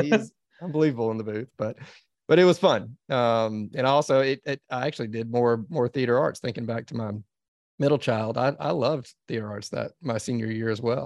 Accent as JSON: {"language": "English", "town": "Dallas", "region": "Texas", "country": "United States", "tie": "born or raised there", "said": "I grew up in Dallas, Texas"}